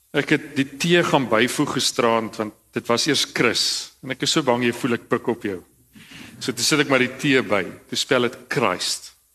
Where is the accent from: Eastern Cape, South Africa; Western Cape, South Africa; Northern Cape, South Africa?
Eastern Cape, South Africa; Cradock; ek kom uit Kraddock uit.